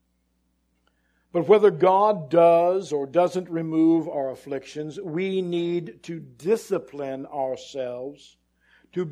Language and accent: English; near Santa Cruz, California, United States; I grew up near Santa Cruz